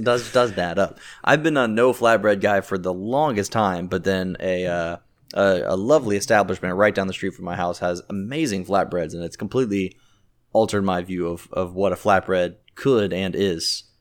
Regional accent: Jacksonville, Florida, United States; now in Orlando, United States; I'm from Jacksonville and I live in Orlando

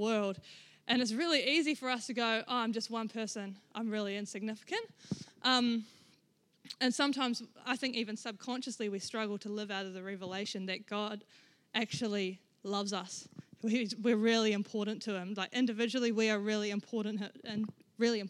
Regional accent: Rangiora, Canterbury, New Zealand; I grew up in Rangiora. I was born in Rangiora Hospital. I lived in the same house for 17 years of my life

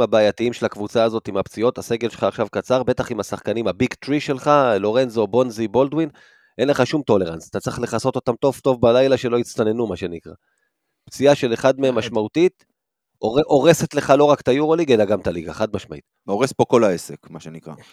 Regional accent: Rishon LeZion, Central District, Israel; גדלתי בראשון

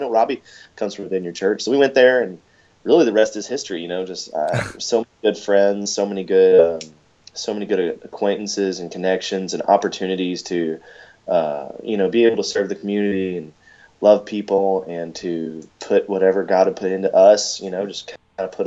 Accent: Louisville, Kentucky, United States; moved away as an adult; now in Greenwood, United States; I was born and raised in Louisville, Kentucky. I was there for 25 years

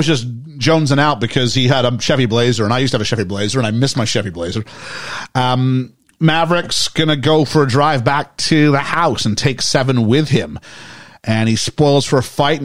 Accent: United Kingdom; I'm British

